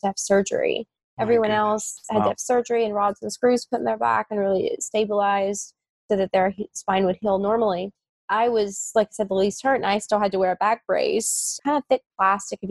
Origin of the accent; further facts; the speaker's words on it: West Virginia, United States; the hospital where I grew up in West Virginia